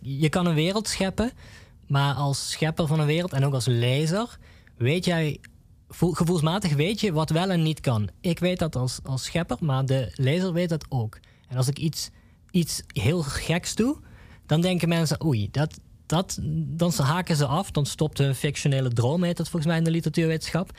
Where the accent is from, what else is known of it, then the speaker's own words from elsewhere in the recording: Nuth, Limburg, Netherlands; ik kom zelf uit Nut